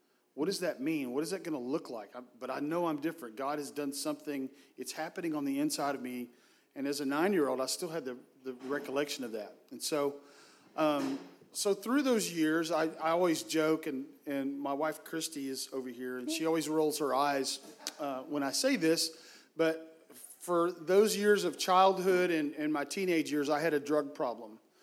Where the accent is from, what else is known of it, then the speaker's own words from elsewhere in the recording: Hurst, Texas, United States; I grew up in the Metroplex in Hearst, Texas